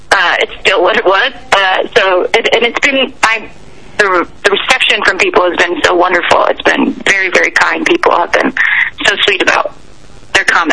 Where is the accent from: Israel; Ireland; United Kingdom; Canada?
Canada; now in United States; Yeah, I am Canadian. I still have a green card, um, but I'm allowed to be in America.